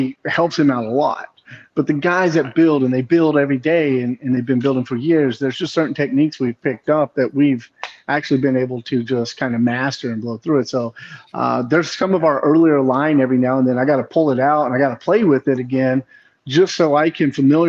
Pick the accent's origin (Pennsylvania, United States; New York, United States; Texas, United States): Texas, United States; I grew up in Texas, born and raised Texas